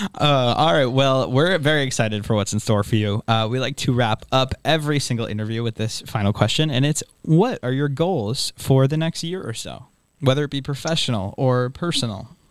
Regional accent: Boston, Massachusetts, United States; we're from Boston

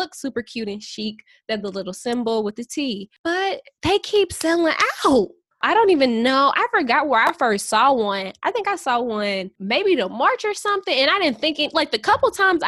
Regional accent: St. Louis, Missouri, United States; we're from St. Louis

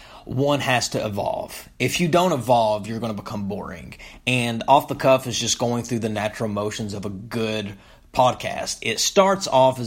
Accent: Topmost, Kentucky, United States; moved away; I grew up in a small town in eastern Kentucky called Topmost

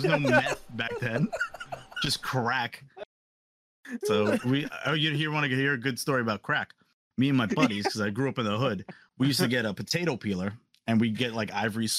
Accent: New York City, New York, United States; growing up in New York City.

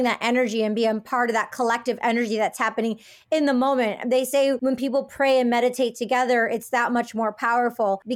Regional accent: Detroit, Michigan, United States; I'm from Detroit, like Motown, music, Detroit

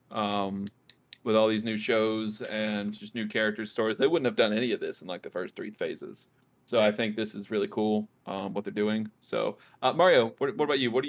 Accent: New York, United States; I am a New Yorker through and through

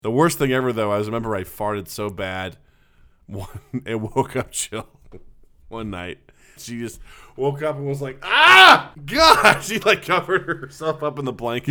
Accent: Kirksville, Missouri, United States; my hometown

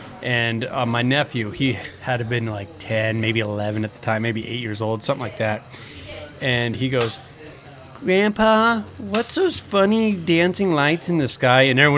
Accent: near Gregory, South Dakota, Nebraska, United States; now in Omaha, United States; Gregory, middle of nowhere, because that's where I'm from. I'm from Nebraska, but Gregory's like a half an hour away. And you're right. We're in the sticks.

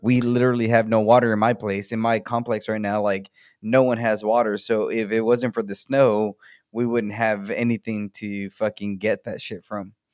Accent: United States; for us as the American people, we pay into, into ERCOT

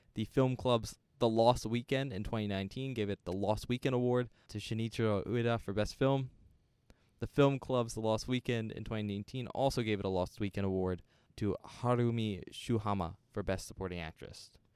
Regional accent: United States; as an American

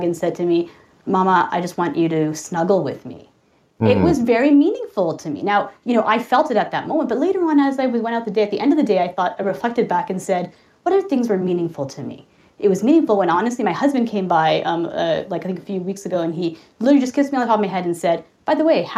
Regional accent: Toronto, Ontario, Canada; I'm from Toronto, Canada

